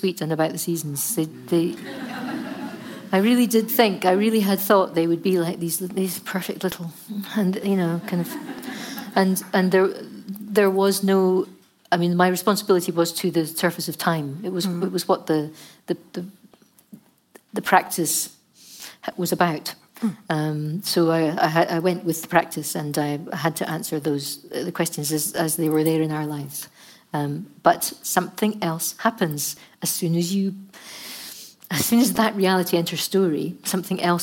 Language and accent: English; Scotland, United Kingdom; we're Scottish